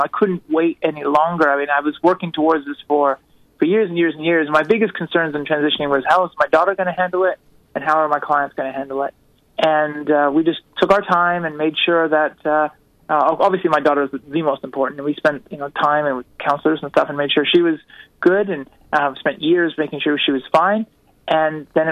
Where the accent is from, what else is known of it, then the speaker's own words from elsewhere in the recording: United States; we're Americans